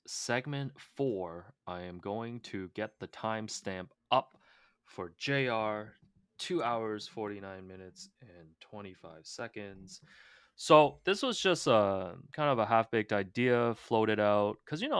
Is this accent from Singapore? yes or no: no; Toronto, Ontario, Canada; now in Las Vegas, United States; Because you asked, I grew up in Toronto, hardcore Raps fans from season 1, and now I live in Vegas